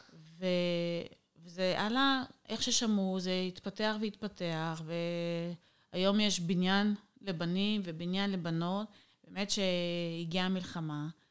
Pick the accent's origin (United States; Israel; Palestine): Israel; moved away as an adult; now in Odesa, Ukraine; אנחנו נולדנו בארץ, בחממה, משפחה, אני נולדתי במשפחה חבדית